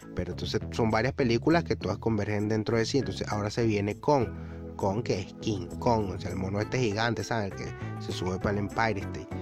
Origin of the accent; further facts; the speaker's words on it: Venezuela; mi país Venezuela, yo que soy venezolano, que adoro Venezuela, lo critico muchísimo, pero al fin y al cabo es mi país, es de donde vengo